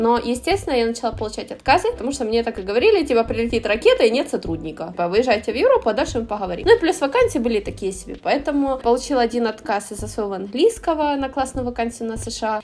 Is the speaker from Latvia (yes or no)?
no; Ukraine; moved away as an adult; now in Barcelona, Spain; Я с Украины